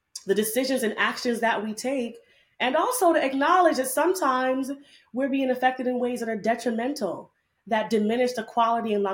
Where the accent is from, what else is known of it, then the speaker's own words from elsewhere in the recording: New York City, New York, United States; I'm a Jamaican bad gal from Brooklyn, New York